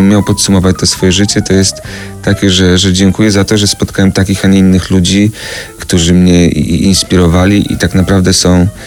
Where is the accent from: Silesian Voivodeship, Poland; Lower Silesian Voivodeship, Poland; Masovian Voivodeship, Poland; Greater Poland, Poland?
Masovian Voivodeship, Poland; Radom; My obaj jesteśmy z Radomia